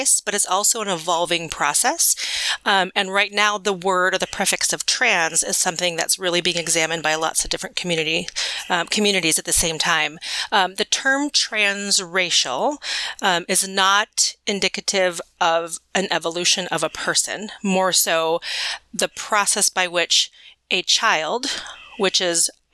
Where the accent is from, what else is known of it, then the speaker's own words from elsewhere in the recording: Midwest, United States; I was adopted as an infant, transracially and internationally into a family into the Midwest